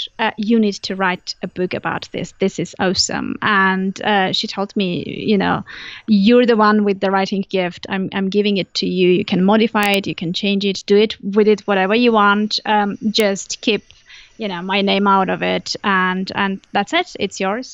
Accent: Armenia; English is a second language; am originally from Armenia, so that's where I was living back then

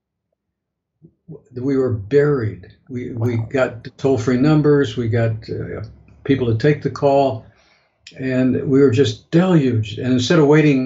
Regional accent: Chicago, Illinois, United States; I flew back to Chicago, which is my hometown

